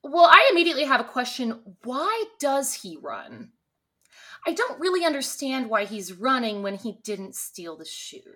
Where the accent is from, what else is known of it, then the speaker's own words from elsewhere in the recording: Texas, United States; Me and my sister Chris currently live in Texas and pretty much always have. I've had stints in other places, but we're Texas natives